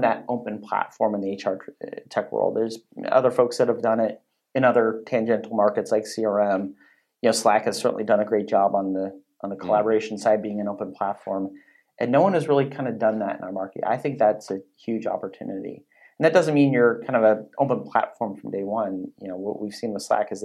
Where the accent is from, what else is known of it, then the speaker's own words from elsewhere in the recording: Silicon Valley, California, United States; moved away; I grew up in Silicon Valley. I don't live there now, but I go back quite frequently.